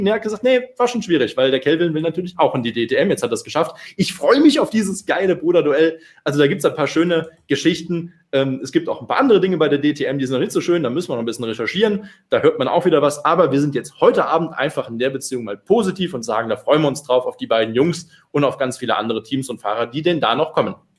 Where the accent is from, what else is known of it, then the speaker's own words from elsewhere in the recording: Eifel, Rhineland-Palatinate, Germany; ich komme selber aus der Eifel, bin da nicht so weit von weg geboren, wo Sabine Schmitz Adenau zuletzt gelebt hat